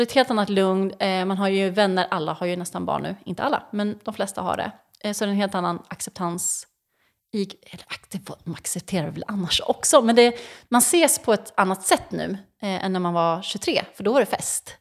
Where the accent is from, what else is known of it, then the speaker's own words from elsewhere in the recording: Mantorp, Östergötland, Sweden; jag är uppvuxen i Mantorp